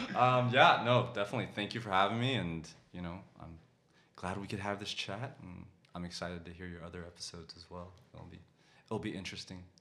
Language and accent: English; United States; moved away as an adult; also born or lived in Vietnam; now in Denmark; I'm a, I'm American